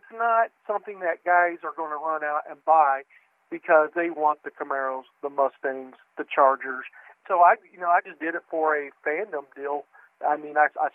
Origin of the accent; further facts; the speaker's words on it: Kansas, United States; I'm just a dumbass country farm boy. I'm from Kansas.